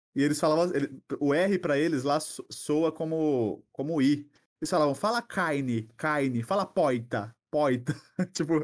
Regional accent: São Paulo, Brazil; also born or lived in Pernambuco; eu nasci lá, só que assim, eu não, eu não, não criei identificação, porque eu vim para cá muito cedo, né? Meus pais, a gente veio para cá, só, eu tinha uns dois, três anos

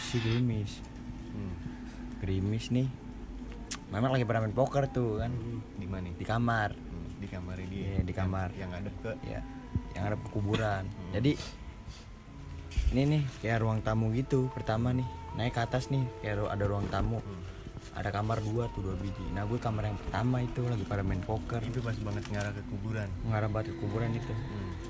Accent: Cirebon, West Java, Indonesia; jadi kampung gue nih Cirebon lah ya kan bukan

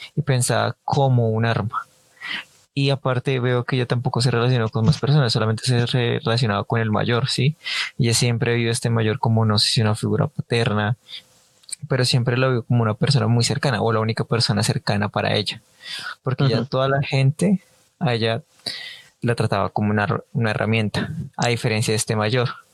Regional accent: Colombia; nuestro dialecto colombiano, porque pues acá en Colombia

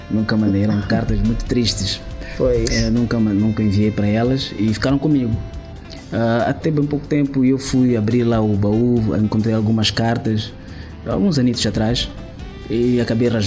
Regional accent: Mozambique; moved away; eu sou de Climano

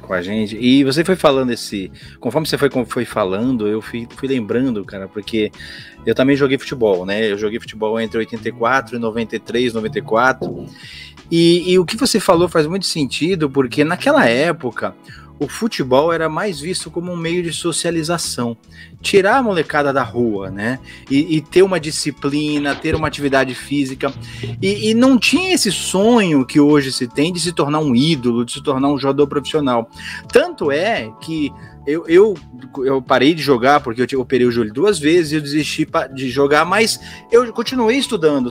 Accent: Santos, São Paulo, Brazil; Eu sou de Santos

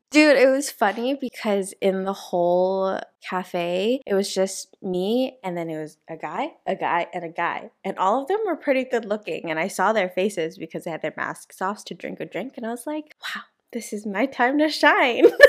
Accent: United States; moved away as an adult; now in South Korea; I'm from America, but I am Chinese

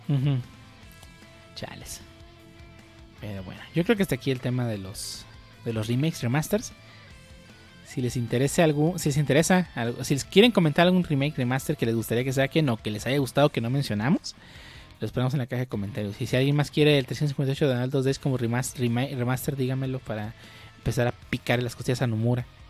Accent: Mexico; aquí en México

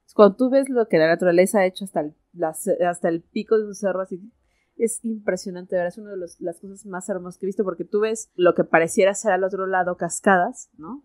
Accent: Mexico; aquí la conocemos como moronga

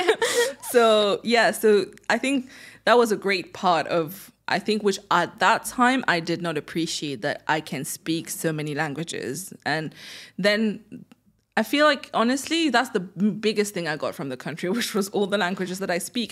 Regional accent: Mauritius; first language French; English is a second language; also born or lived in United Kingdom; now in Dubai, United Arab Emirates; growing up in Mauritius

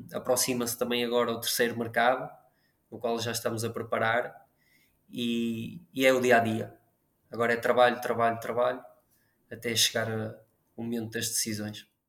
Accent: Braga, Portugal; Eu sou de Braga

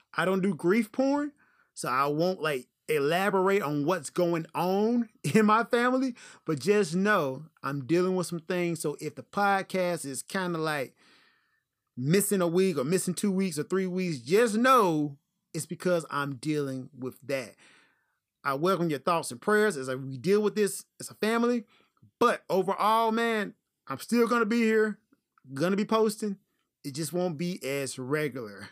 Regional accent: Memphis, Tennessee, United States; moved away as an adult; also born or lived in Japan; I am presently relocated into my home state, Tennessee, in the great city of Memphis

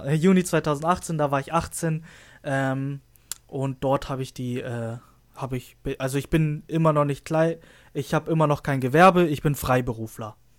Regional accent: Lüneburg, Lower Saxony, Germany; ich komme aus Lüneburg, das heißt, ich fahre immer anderthalb Stunden zur Schule

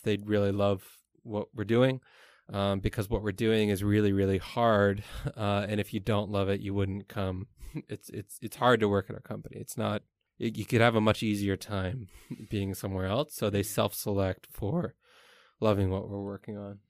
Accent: Canada; moved away as an adult; now in Taiwan; I'm Canadian

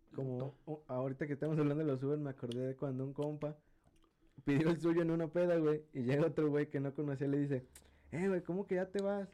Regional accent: San Luis Potosí, Mexico; como buen potosino

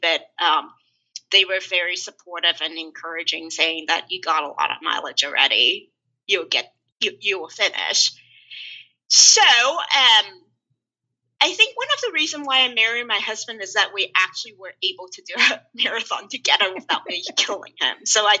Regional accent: Houston, Texas, United States; even though I grew up in Houston and have a lot of friends

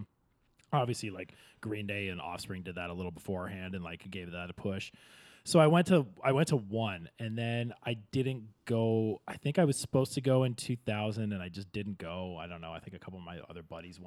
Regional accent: Kingston, Ontario, Canada; I grew up in Kingston, which is only 2.5 hours away from Toronto

